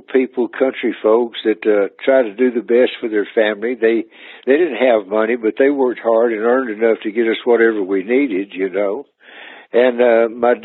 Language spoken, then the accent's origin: English; Texas, United States; moved away as an adult; also born or lived in Jacksonville, Texas / Longview, Texas / Grand Prairie, Texas; now in Nashville, United States; I'm originally from Texas